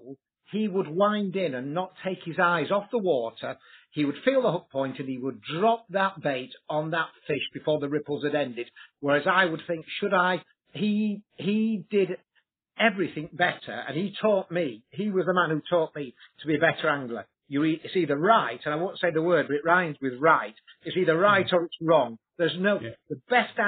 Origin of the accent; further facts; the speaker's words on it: Yorkshire and the Humber, United Kingdom; I'm this Yorkshire boy made good